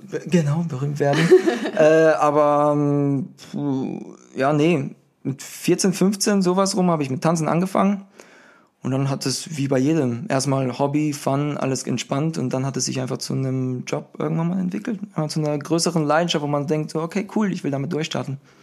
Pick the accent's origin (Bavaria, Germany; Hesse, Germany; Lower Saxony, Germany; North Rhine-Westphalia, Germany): Bavaria, Germany; Würzburg; moved away as an adult; also born or lived in Berlin / Los Angeles; Ich bin ein Würzburger, der nach Berlin gezogen gezogen ist.